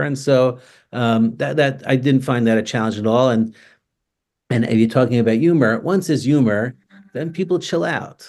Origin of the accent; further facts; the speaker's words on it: New York City, New York, United States; now in Toronto, Canada; I grew up in Staten Island